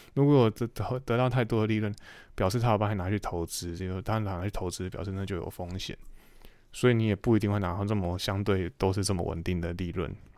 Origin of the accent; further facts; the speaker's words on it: Taiwan; moved away; 英文是最大，最重要的，呃，对于我们台，台湾人是第二语言